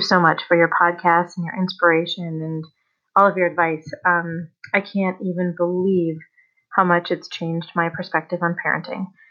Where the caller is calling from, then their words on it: Colorado, United States; I'm calling from Colorado.